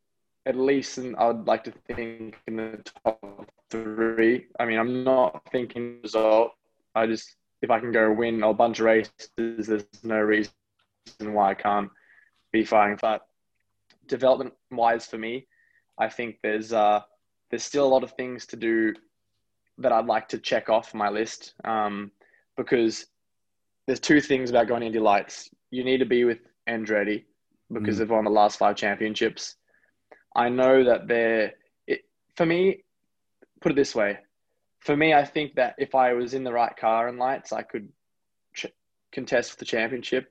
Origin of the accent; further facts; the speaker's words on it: Gold Coast, Queensland, Australia; moved away as an adult; also born or lived in New Zealand; now in United States; I'm really proud to have grown up in Australia, and I'm really proud to be born in America